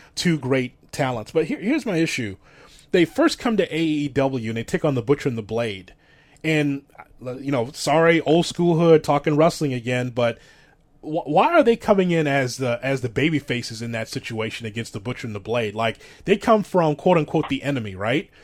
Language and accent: English; Midwest, United States; what I grew up with here in the Midwest